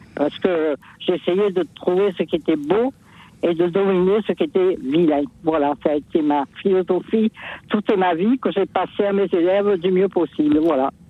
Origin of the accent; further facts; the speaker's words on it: Marseille, Provence-Alpes-Côte d'Azur, France; je suis marseillaise